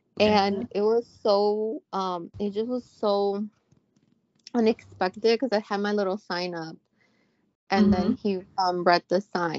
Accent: Dallas, Texas, United States; I was actually gonna put a sign like, "Oh, I'm the girl from Dallas,"

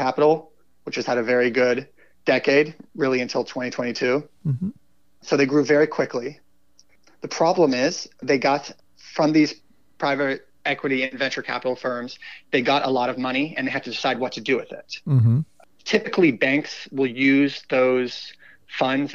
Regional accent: North Carolina, United States; I grew up in the South, actually, in North Carolina.

